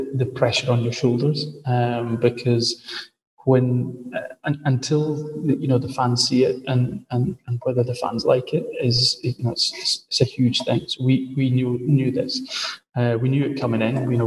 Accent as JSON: {"language": "English", "region": "Scotland", "country": "United Kingdom", "said": "I'm a Scotsman. I'm not a Welshman"}